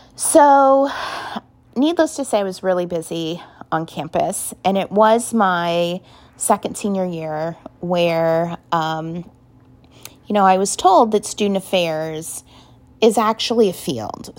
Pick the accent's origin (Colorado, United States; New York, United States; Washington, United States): Colorado, United States; Denver; now in Cincinnati, United States; I was born and raised in Denver, Colorado, and I still consider Colorado my home state and always will, even though I'm in Cincinnati now